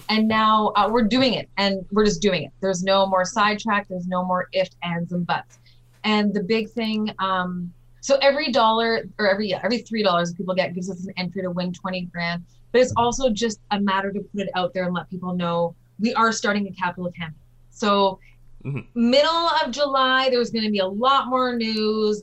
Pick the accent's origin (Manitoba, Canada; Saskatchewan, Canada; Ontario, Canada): Manitoba, Canada; Winnipeg; also born or lived in Nova Scotia; I was brought up in North Kildonan, uh, well, Nova Scotia and North Kildonan